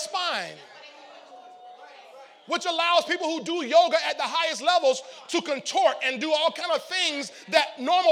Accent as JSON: {"language": "English", "town": "St. Petersburg", "region": "Florida", "country": "United States", "said": "I wasn't from Chicago. I was from St. Petersburg, Florida, 25th Street."}